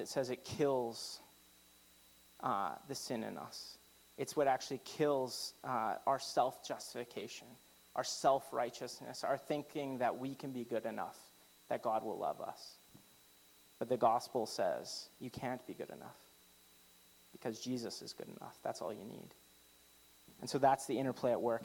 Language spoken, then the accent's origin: English; Canada; I'm very Canadian